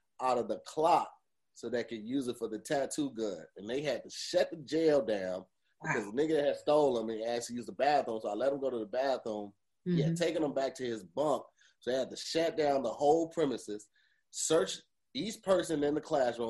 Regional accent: East St. Louis, Illinois, United States; I grew up in East St. Louis

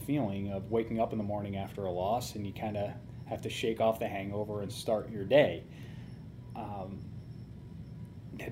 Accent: Orange, Connecticut, United States; moved away as an adult; now in Cleveland, United States; when I was a 18-year-old growing up in Orange, Connecticut

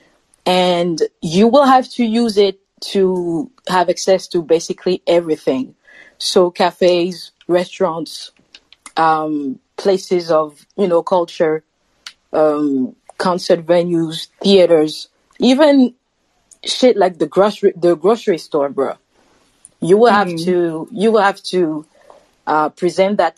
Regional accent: Paris, Île-de-France, France; Paris, France, another Frenchie here

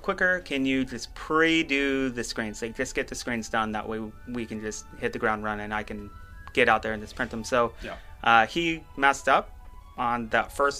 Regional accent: Guam; moved away; also born or lived in California; I lived in California for a while, and I was born on Guam, an island and stuff

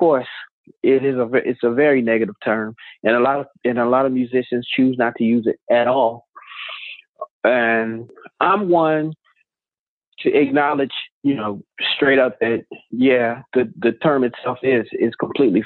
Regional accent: East St. Louis, Illinois, United States; also born or lived in Chicago, Illinois; I was born in Chicago and I grew up in East St. Louis, which is in Illinois

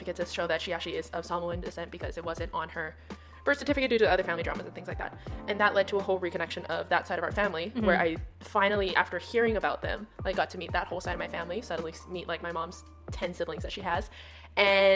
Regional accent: Hawaii, United States; I grew up in Hawaii

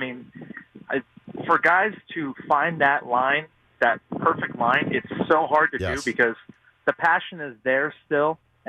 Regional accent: California, United States; I grew up a Niner fan. I'm from California.

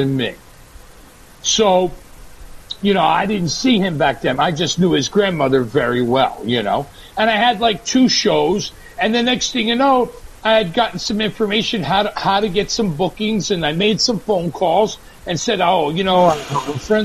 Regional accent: Hawaii, United States; I'm from Hawaii

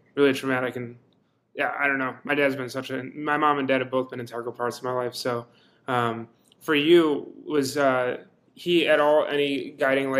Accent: East Coast, United States; I'm from the East Coast

